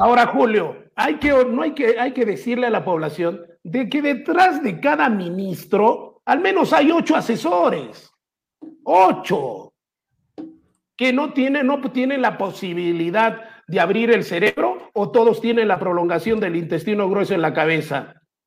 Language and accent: Spanish; Peru; mi país